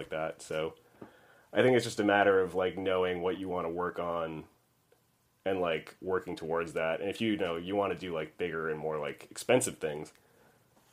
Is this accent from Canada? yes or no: yes; Montreal, Quebec, Canada; moved away as an adult; now in United States; I'm from Montreal originally, so the education system there has like a pre-college called Cégep. And so when I got out of high school and I went to Cégep